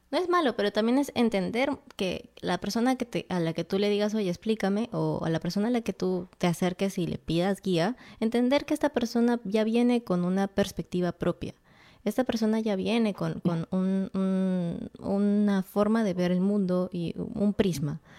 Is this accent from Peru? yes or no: yes; Peru; eres de mi tierra